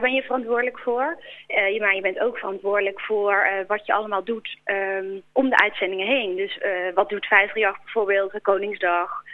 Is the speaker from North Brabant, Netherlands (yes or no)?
yes; Boxmeer, North Brabant, Netherlands; moved away as an adult; also born or lived in Breda; Geboren en getogen. Tot mijn achttiende heb ik daar gewoond.